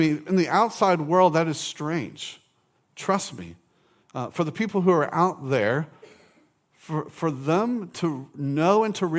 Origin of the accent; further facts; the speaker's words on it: Orange Park, Florida, United States; In college, I grew up in Orange Park.